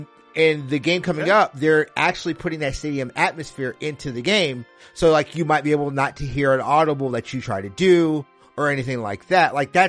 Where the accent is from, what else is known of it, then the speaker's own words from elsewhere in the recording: Netherlands; I'm saying that as someone who I grew up in Holland. Holland is beautiful this time of year.